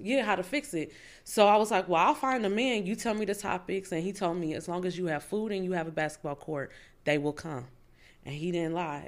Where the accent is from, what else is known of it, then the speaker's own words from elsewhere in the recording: Fort Wayne, Indiana, United States; also born or lived in Tennessee; now in Indianapolis, United States; I'm from Fort Wayne, Indiana.